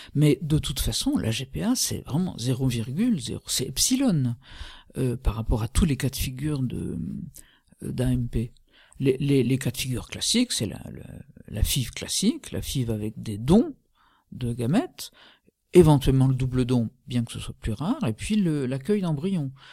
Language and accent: French; France; nous sommes français